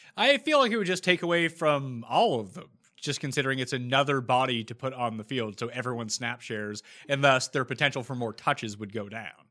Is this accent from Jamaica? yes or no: no; Canada; also born or lived in Toronto; as a Canadian